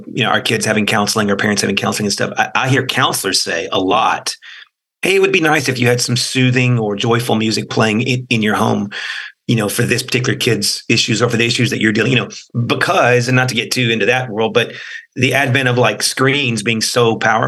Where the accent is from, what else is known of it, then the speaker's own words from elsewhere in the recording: College Station, Texas, United States; We grew up in College Station